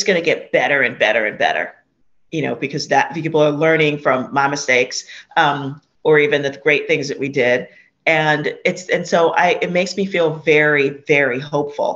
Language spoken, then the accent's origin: English; New York City, New York, United States; I was born and raised in Hunts Point